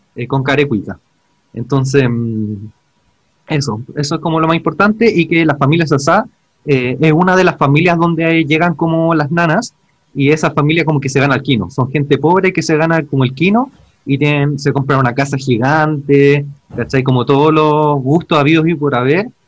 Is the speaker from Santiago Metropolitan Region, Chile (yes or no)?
yes; Santiago, Santiago Metropolitan Region, Chile; now in Ñuñoa, Chile; soy de Pudahuel